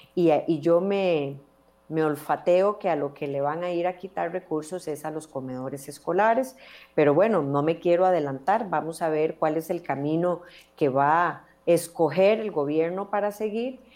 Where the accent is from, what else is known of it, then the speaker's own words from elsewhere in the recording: Costa Rica; como costarricenses